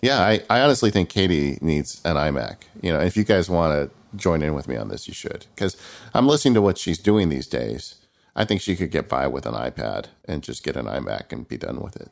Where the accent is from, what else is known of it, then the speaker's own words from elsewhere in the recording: California, United States; growing up in California